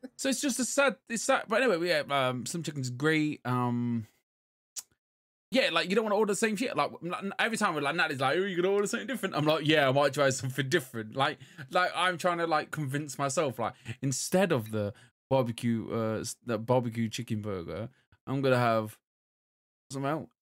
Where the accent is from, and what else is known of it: England, United Kingdom